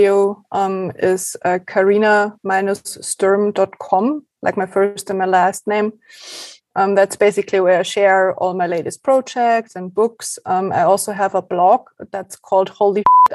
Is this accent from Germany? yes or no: yes; Germany; first language German; English is a second language